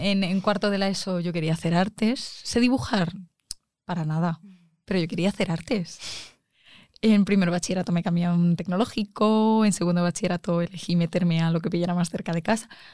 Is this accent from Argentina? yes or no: no; Arganda del Rey, Community of Madrid, Spain; yo soy de Arganda